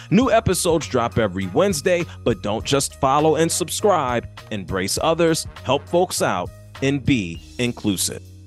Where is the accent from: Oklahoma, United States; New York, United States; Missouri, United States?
New York, United States; now in Atlanta, United States; I'm from New York, but I'm in Atlanta